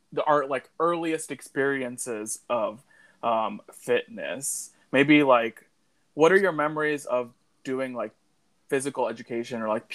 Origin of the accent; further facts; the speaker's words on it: Arlington, Virginia, United States; also born or lived in Alexandria, Virginia; when I grew up in Arlington.